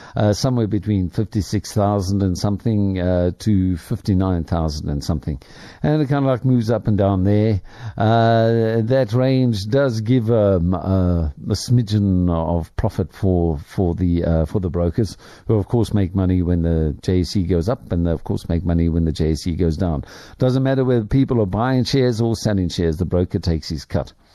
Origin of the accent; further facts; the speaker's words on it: South Africa; I have traveled my home country rather extensively, but there are still parts of South Africa that I haven't seen